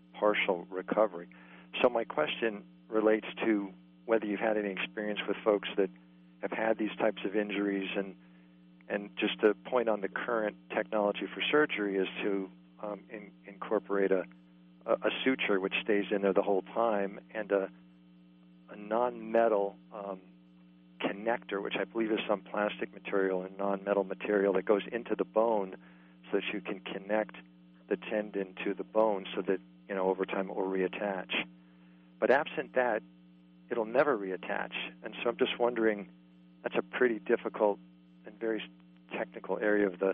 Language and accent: English; East Coast, United States; I'm from the East Coast